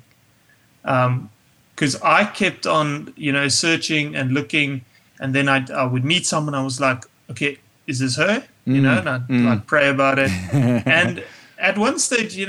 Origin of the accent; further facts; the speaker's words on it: St. Francis Bay, Eastern Cape, South Africa; moved away; also born or lived in Pretoria; I grew up in St. Francis Bay in the Eastern Cape.